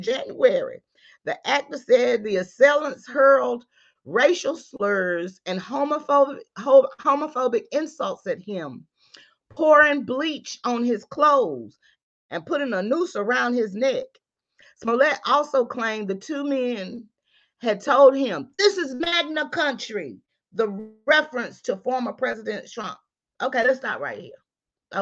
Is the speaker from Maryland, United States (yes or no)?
no; North Carolina, United States; I'm from the South, North Carolina.